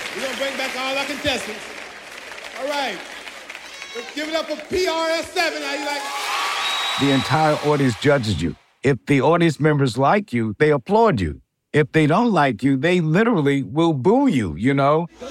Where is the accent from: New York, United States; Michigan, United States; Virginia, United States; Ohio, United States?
New York, United States; Mount Vernon; also born or lived in South Bronx, New York; I was born and raised in Mount Vernon, New York